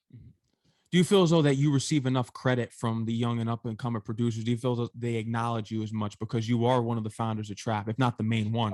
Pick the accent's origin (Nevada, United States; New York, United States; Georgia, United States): New York, United States; I grew up in New York, and we know how New York is